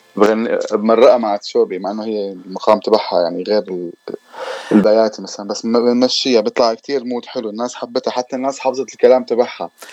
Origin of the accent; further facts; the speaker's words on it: Damascus, Damascus Governorate, Syria; also born or lived in Lebanon; now in London, United Kingdom; انا الاصل آه، سوري من الشام كنت عايش في لبنان وهلا مقيم بلندن